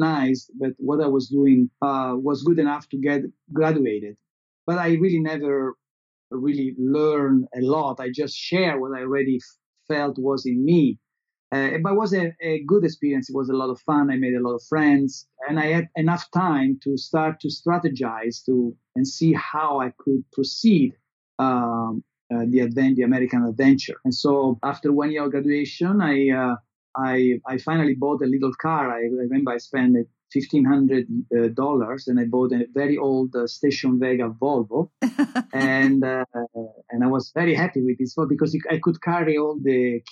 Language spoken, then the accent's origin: English; Italy; English is a second language; moved away as an adult; also born or lived in Los Angeles